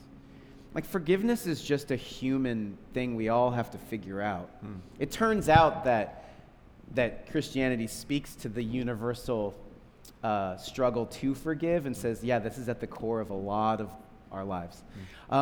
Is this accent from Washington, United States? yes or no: yes; Seattle, Washington, United States; I grew up in Seattle with …